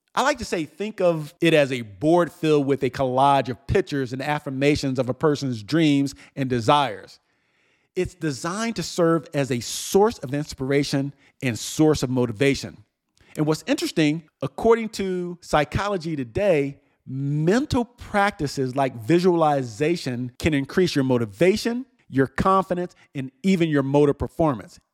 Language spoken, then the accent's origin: English; New Jersey, United States; moved away; my hometown in New Jersey